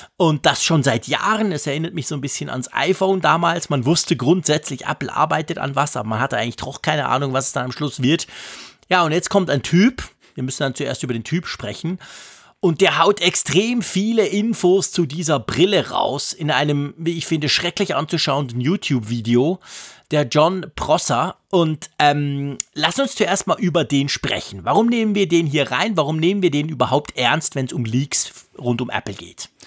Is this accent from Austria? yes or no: no; Switzerland; als Schweizer